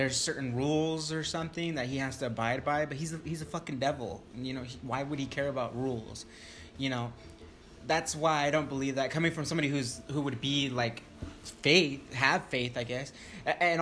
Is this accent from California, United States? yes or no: yes; Stanton, California, United States; I grew up in Orange County